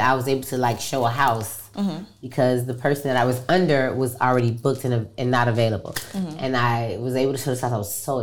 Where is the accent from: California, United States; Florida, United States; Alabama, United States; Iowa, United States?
Florida, United States; Miami; I grew up in Miami